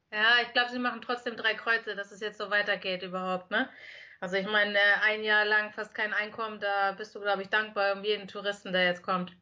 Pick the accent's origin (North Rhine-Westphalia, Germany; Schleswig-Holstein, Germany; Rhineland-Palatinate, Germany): Schleswig-Holstein, Germany; Lübeck; also born or lived in Bremen / Berlin; Also ich bin gebürtige Lübeckerin, bin dann nach Bremen gegangen mit 18